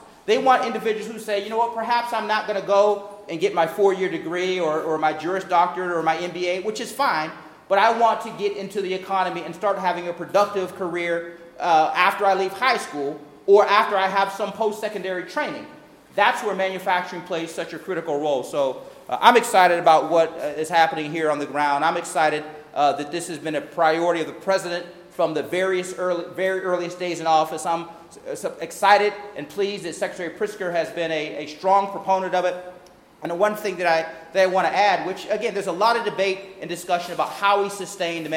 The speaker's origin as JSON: {"language": "English", "town": "Youngstown", "region": "Ohio", "country": "United States", "tie": "born or raised there", "moved": "yes", "lives_now": "Washington, D.C., United States", "said": "spending a few more hours here in my hometown"}